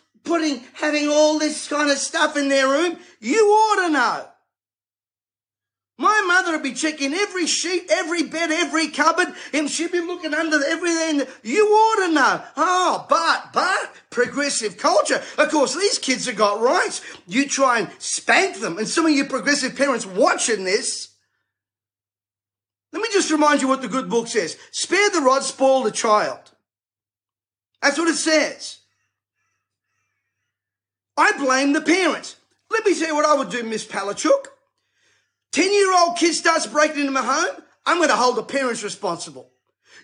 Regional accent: Sydney, New South Wales, Australia; I was raised in Bankstown

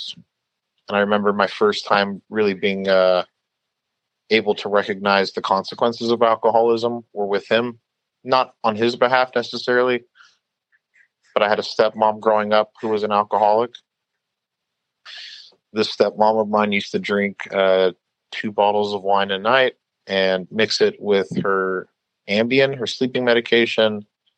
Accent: Long Beach, California, United States; the neighborhood that I grew up in here in Long Beach.

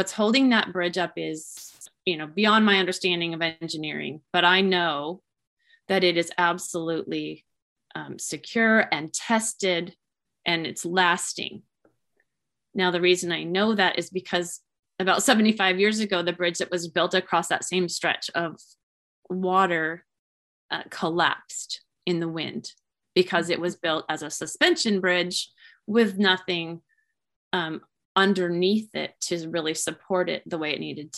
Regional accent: Tacoma, Washington, United States; also born or lived in Puget Sound, Washington; my hometown in Tacoma, which is about an hour and a half away from where I live now

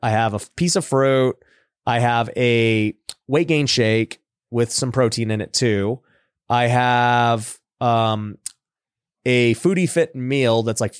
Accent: Philippines; Dude, I love them. I'm Filipino, dude. I love dried mangoes.

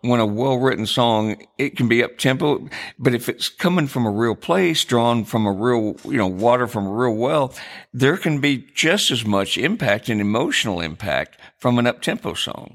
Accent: Jackson, Michigan, United States; moved away; I grew up in Michigan, a small town called Jackson

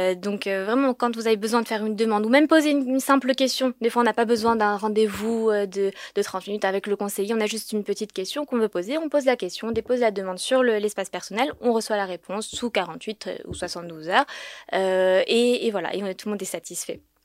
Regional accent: Paris, Île-de-France, France; now in Israel; je viens de France, je viens de Paris

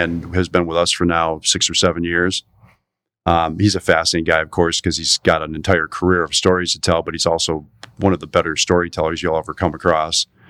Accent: Door County, Wisconsin, United States; now in Milwaukee, United States; even I am not from Milwaukee, but from Door County. in Wisconsin

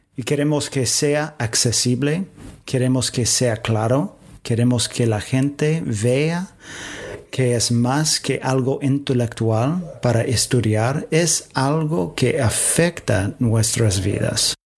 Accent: United States; Spanish is a second language; moved away as an adult; also born or lived in Washington; now in Córdoba, Argentina; yo también soy de Estados Unidos

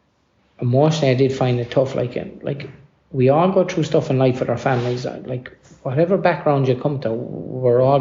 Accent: Ireland

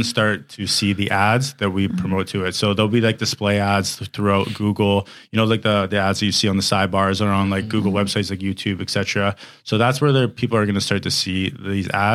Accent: Canada; I'm Canadian.

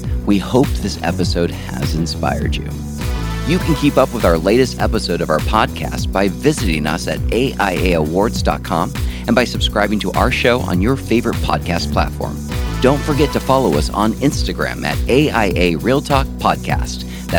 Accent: Hawaii, United States; I'm from Hawaii

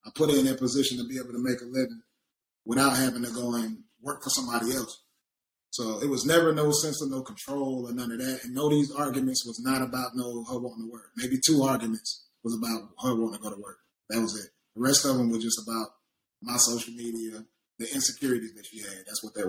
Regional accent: the South, United States; And like I said, I'm from the South.

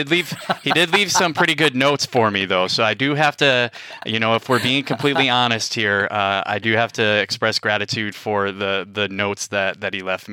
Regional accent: Wausau, Wisconsin, United States; Wisconsinite, born and raised in northern Wisconsin and in Wausau, most known for its insurance companies. But I grew up in the Midwest

